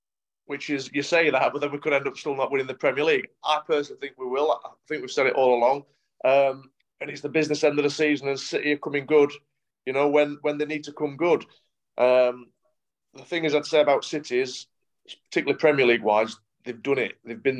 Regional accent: Yorkshire and the Humber, United Kingdom; accent: Yorkshire; they always think I'm from Manchester. Because that's where I sort of broke into the team as a young lad, and yeah, it's only, I think, my Yorkshire accent that sort of gives it away.

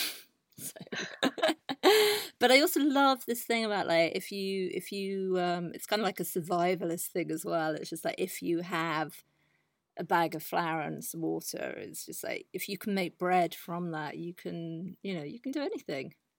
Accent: south of England, United Kingdom; moved away as an adult; also born or lived in London / Amsterdam, Netherlands; now in Netherlands; I am originally from England, and, um, I had a very English, um, background growing up in the south of the country.

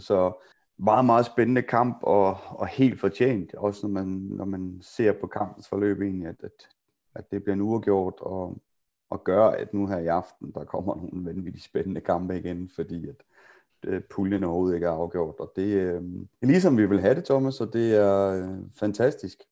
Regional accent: Denmark; vi er danskere

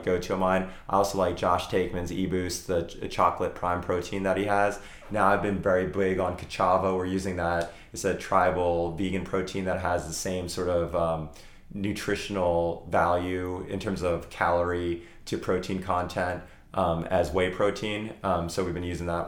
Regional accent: Morristown, New Jersey, United States; moved away; we have a property in South Jersey, in my hometown in Morristown

